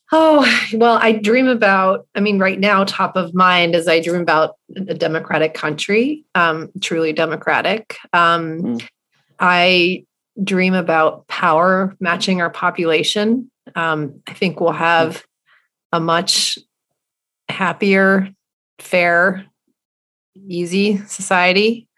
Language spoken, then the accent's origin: English; Charlottesville, Virginia, United States; I grew up in Charlottesville, Virginia